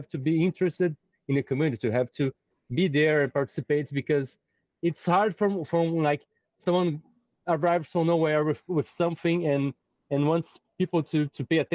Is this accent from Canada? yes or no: no; Brazil; I'm not from the United States or Europe. I'm from Brazil.